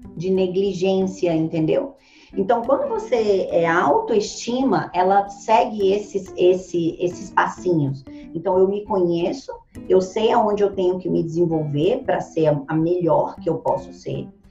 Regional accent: Ceilândia, Federal District, Brazil; Eu nasci na periferia da periferia. Hoje é a maior favela da América Latina. Foi onde eu nasci. Ceilândia, Brasília

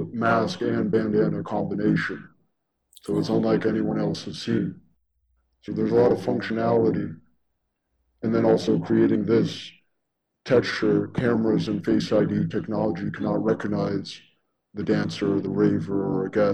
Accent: Detroit, Michigan, United States; being Detroiters, as we all know, in Detroit, there's limited resources

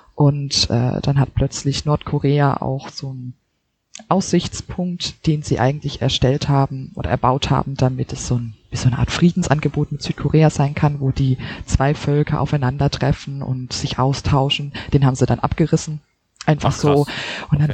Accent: Germany; also born or lived in Seoul / Munich; bei uns in Deutschland

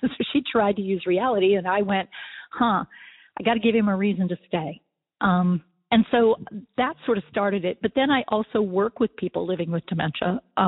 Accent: West Virginia, United States; also born or lived in Pennsylvania; now in North Carolina, United States; I want to let everybody know … I live in North Carolina. I'm originally from West Virginia and Pennsylvania

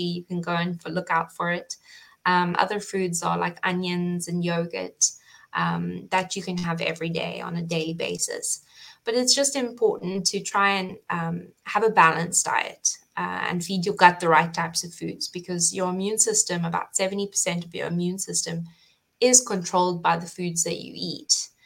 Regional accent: South Africa; moved away as an adult; now in Cayman Islands; originally I come from South Africa, so I studied at Stellenbosch

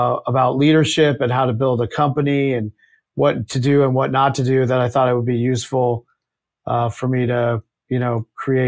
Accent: rural Virginia, United States; I grew up in Virginia, rural Virginia

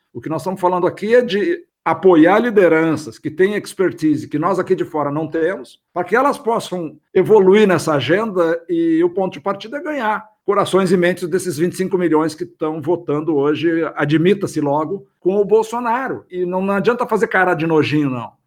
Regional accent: Brazil; como brasileiro

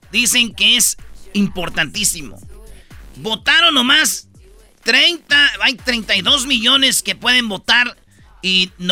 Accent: Mexico; Y somos mexicanos, latinos, güey.

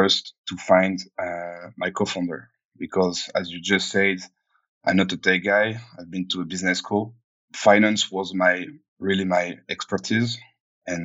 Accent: Cognac, Nouvelle-Aquitaine, France; moved away; I came from Cognac. It's a small city in France.

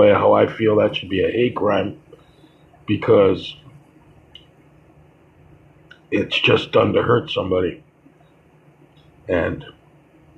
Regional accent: United States; I am an American

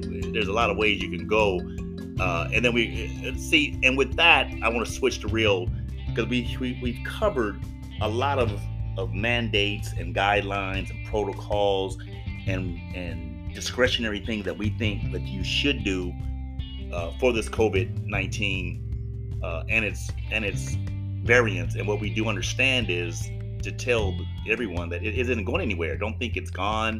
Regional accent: Los Angeles, California, United States; I'm from Los Angeles

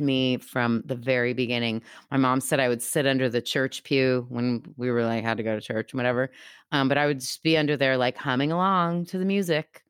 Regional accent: United States

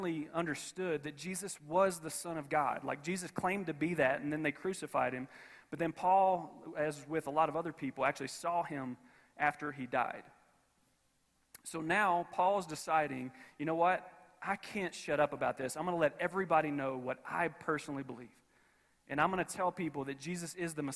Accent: Kentucky, United States; now in Colorado, United States; I come from Kentucky

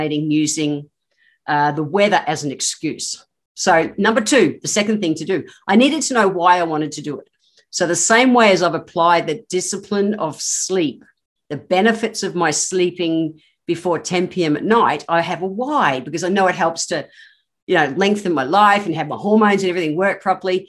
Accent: Queensland, Australia; I am a Queenslander. I've grown up in the tropics

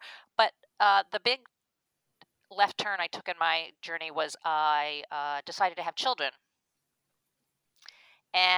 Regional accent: Long Island, New York, United States; moved away as an adult; also born or lived in Chapel Hill, North Carolina; I grew up on Long Island, New York

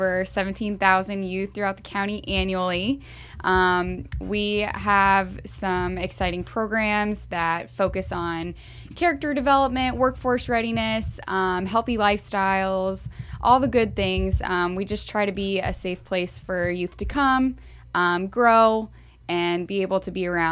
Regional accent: Houston, Texas, United States; moved away; also born or lived in Tampa, Florida; I'm from Houston, Texas

